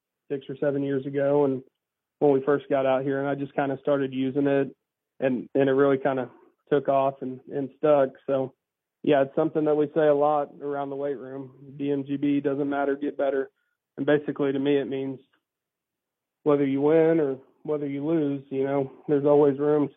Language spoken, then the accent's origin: English; McAlester, Oklahoma, United States; I'm from McAllister, okay. Southeastern Oklahoma.